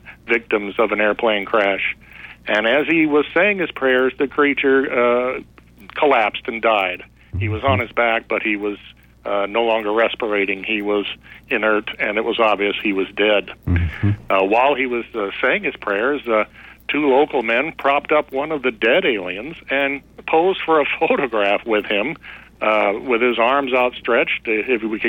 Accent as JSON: {"language": "English", "town": "Cape Girardeau", "region": "Missouri", "country": "United States", "tie": "born or raised there", "said": "It's my hometown"}